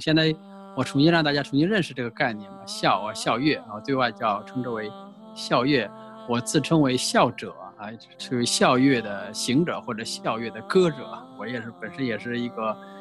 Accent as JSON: {"language": "Chinese", "town": "Puyang", "region": "Henan", "country": "China", "tie": "born or raised there", "said": "我是生活在农村啊，是一个河南叫仓节故里，我出生在仓节 造字的地方啊， 就是长久文化之乡， 河南濮阳南乐县"}